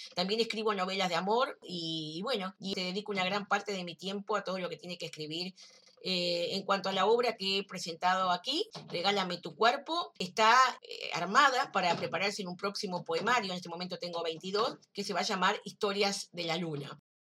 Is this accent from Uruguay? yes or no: yes; Uruguay; soy escritora uruguaya